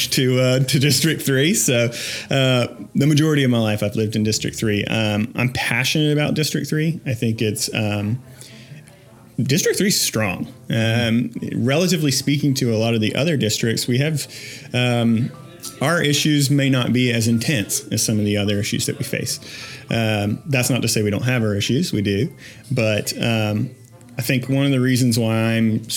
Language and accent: English; Augusta, Georgia, United States; So I was born and raised in Augusta, Georgia.